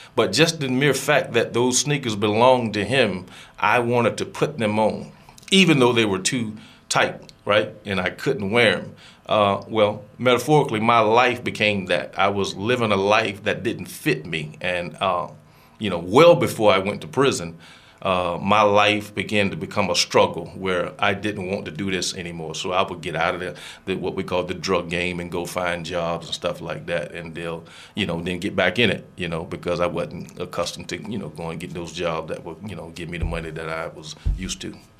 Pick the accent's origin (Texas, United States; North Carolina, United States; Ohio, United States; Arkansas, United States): North Carolina, United States; Greenville; I am from Greenville, North Carolina I'm 50 years old now